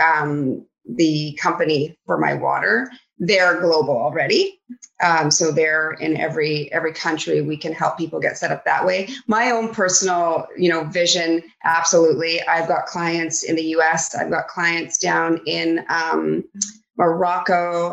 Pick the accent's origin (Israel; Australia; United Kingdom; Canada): Canada; Vancouver Island, British Columbia; I grew up over on Vancouver Island